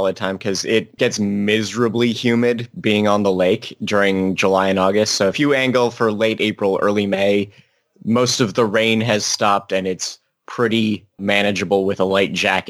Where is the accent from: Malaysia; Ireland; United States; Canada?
Canada; Banff, Alberta; also born or lived in Lake Louise / Canmore; I was born in Banff.